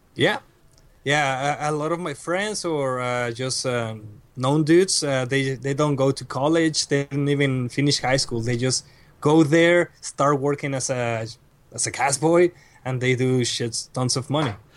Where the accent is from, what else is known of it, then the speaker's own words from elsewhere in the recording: Reynosa, Tamaulipas, Mexico; English is a second language; moved away as an adult; now in Monterrey, Mexico; I was born and raised in Reynosa